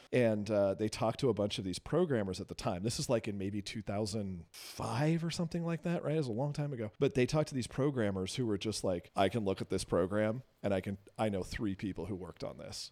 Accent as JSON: {"language": "English", "region": "West Coast", "country": "United States", "tie": "born or raised there", "said": "I grew up on the West Coast"}